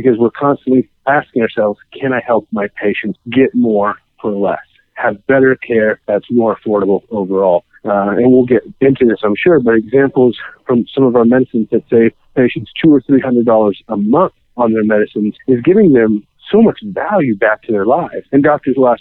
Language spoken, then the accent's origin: English; Kansas, United States; I'm born and raised in Kansas